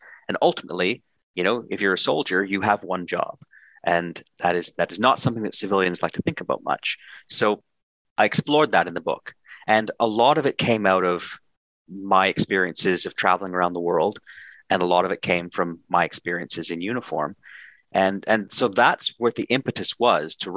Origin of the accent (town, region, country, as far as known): Canada